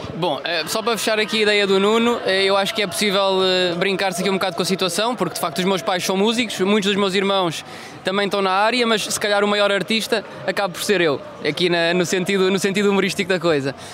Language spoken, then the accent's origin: Portuguese; Funchal, Madeira, Portugal; sou natural do Funchal, eh, filho de imigrantes